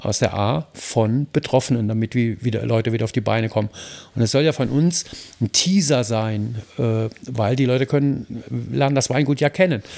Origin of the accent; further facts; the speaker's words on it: Mayen, Rhineland-Palatinate, Germany; moved away; in Mayen, in meinem Heimatort